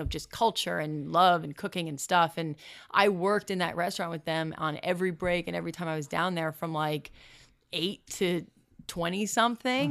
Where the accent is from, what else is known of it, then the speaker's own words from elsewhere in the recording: Bergen County, New Jersey, United States; moved away as an adult; also born or lived in Florida; now in Los Angeles, United States; It's Bergen County, New Jersey